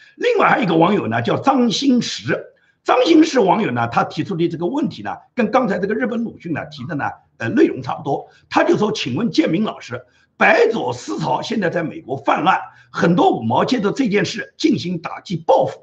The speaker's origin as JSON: {"language": "Chinese", "country": "China", "moved": "yes", "lives_now": "United States", "said": "我们中国人，所有在大陆生活过的人"}